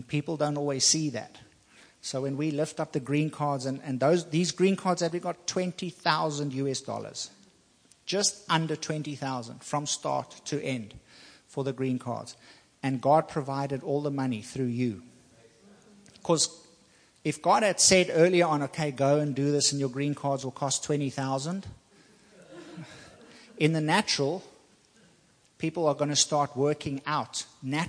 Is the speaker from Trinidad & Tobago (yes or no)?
no; South Africa; moved away as an adult; also born or lived in Taiwan; now in Virginia, United States; I'm from South Africa